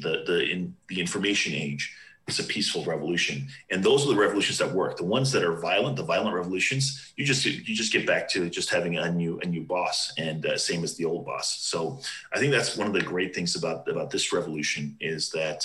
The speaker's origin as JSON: {"language": "English", "region": "Southern California", "country": "United States", "also_born_or_lived": "New Hampshire", "moved": "as an adult", "said": "I'm from Southern California"}